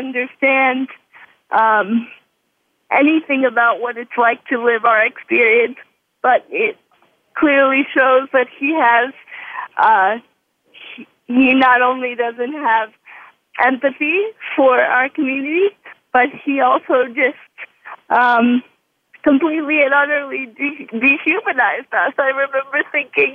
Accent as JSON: {"language": "English", "region": "New York", "country": "United States", "said": "as a New Yorker"}